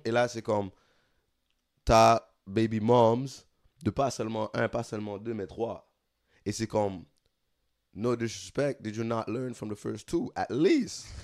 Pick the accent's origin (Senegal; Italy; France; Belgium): Senegal; now in Montreal, Canada; en tant que Sénégalais